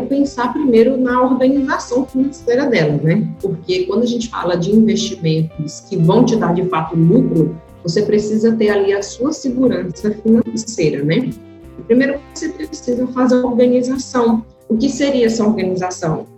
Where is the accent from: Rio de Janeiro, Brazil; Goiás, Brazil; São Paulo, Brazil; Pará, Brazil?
Pará, Brazil; interior of; eu sou do interior do Pará